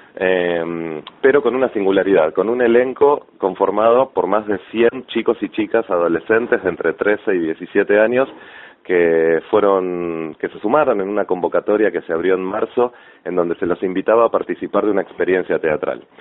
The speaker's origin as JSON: {"language": "Spanish", "town": "La Plata", "region": "Buenos Aires Province", "country": "Argentina", "said": "yo soy suma, más platense que una diagonal"}